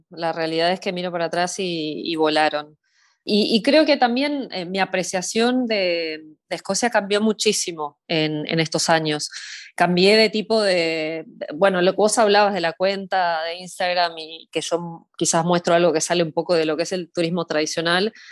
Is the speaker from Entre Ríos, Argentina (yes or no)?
no; Buenos Aires, Argentina; accent: medio raro; also born or lived in Uruguay; Yo soy de Buenos Aires, pero tengo un acento medio raro porque viví muchos años en Uruguay, entonces este, eso le confunde, confunde a mucha gente. Em, así que sí, soy de Buenos Aires de capital.